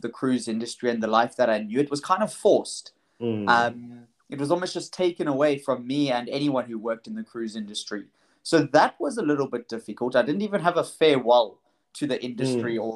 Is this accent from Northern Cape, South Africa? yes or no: no; Knysna, Western Cape, South Africa; moved away as an adult; now in Tel Aviv, Israel; So I was born in South Africa, grew up in Knysna. Little town on the garden route.